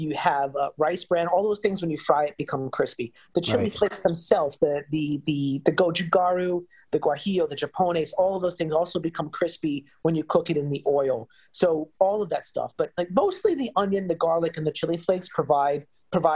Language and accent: English; New York, United States; New York was my hometown